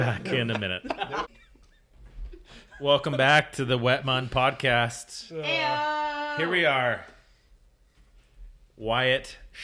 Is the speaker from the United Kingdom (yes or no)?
no; Nampa, Idaho, United States; also born or lived in San Diego / Spokane, Washington; now in Boise, United States; So I've grown up in Idaho. I was born in Nampa. I graduated from Nampa High School.